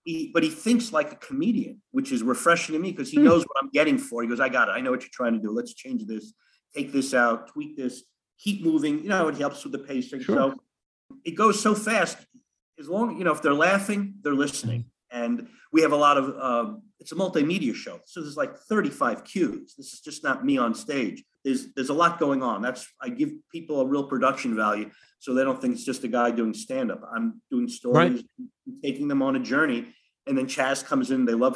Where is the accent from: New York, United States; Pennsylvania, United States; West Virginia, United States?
New York, United States; Long Island; accent: New Yorker; I grew up on Long Island.